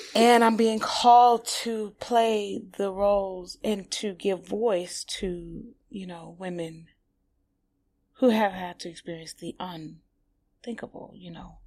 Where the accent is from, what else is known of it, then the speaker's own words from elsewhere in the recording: Highland Park, Michigan, United States; now in New York, United States; I'm from Detroit. Um, I'm from a small, you know, city within Detroit called Highland Park